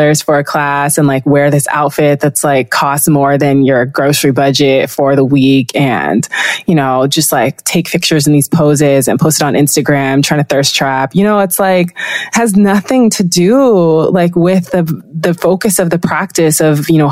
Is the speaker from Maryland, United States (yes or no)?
no; Los Angeles, California, United States; first language Spanish and English; I grew up in West LA in the 90s and the 2000s